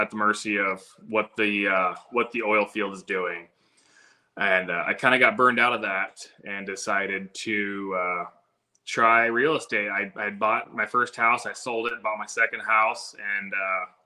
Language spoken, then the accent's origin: English; Kenai, Alaska, United States; So I was born and raised right here in Kenai.